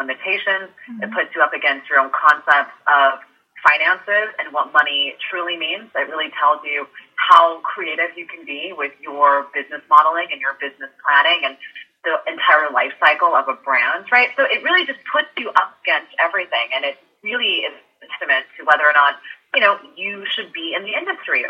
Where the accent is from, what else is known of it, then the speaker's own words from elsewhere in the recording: San Francisco, California, United States; also born or lived in New York; now in Los Angeles, United States; I grew up in San Francisco